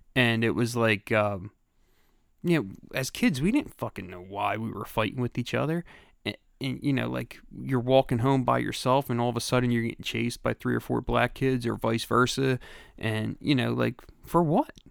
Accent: Philadelphia, Pennsylvania, United States; moved away; also born or lived in Delaware County, Pennsylvania; I grew up in Grace Ferry, and that was, you know, that was where I grew up

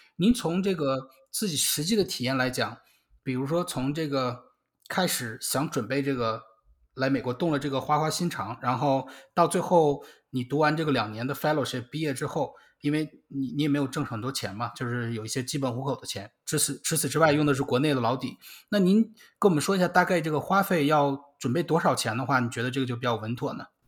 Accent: Beijing, China; moved away as an adult; now in United States; 我是北京的嘛

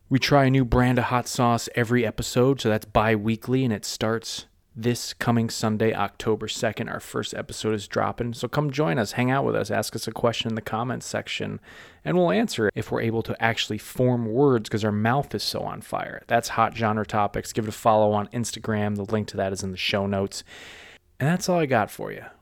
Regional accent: Massachusetts, United States; moved away; I'm from Massachusetts myself, we're both from Massachusetts

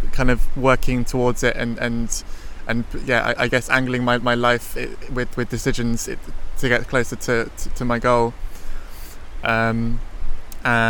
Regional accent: London, United Kingdom; also born or lived in Hastings; now in Netherlands; I grew up in Tottenham in London, and then I moved to Hastings

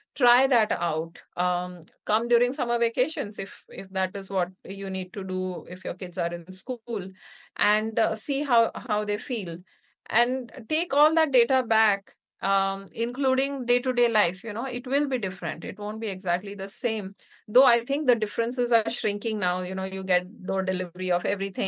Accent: India; moved away as an adult; also born or lived in United States / Hyderabad, India; now in Singapore; the move back to India from the U S

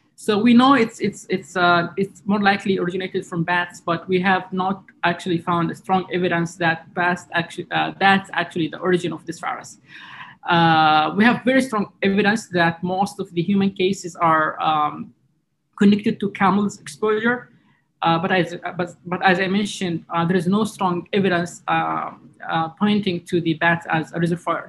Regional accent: Jazan, Jazan Province, Saudi Arabia; also born or lived in New York; in my hometown, Jazan

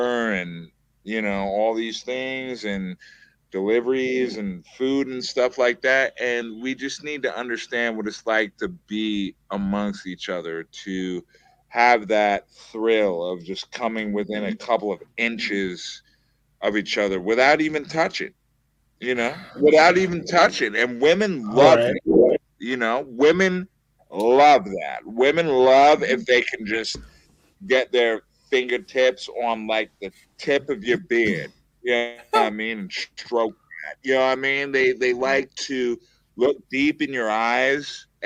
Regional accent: New York City, New York, United States; I'm from the Bronx, New York

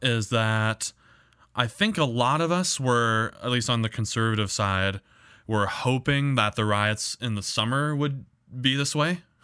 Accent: United States; as an American

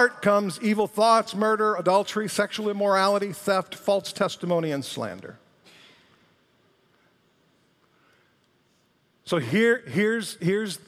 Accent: Detroit, Michigan, United States; I was from Detroit

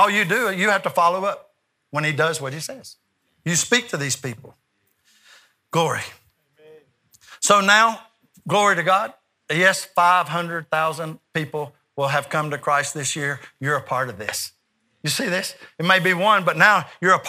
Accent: United States; I'm from America

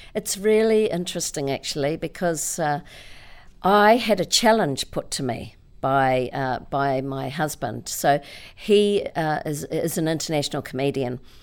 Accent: Auckland, New Zealand; I was born in Auckland

